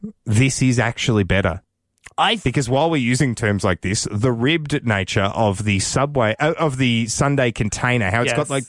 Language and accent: English; Victoria, Australia; now in Canberra, Australia; I'm from Victoria.